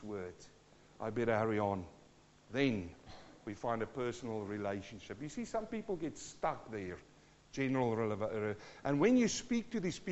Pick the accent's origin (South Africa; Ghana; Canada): South Africa; accent: South African; also born or lived in New Zealand; now in Australia; I'm born South African-born Kiwi who's now in Australia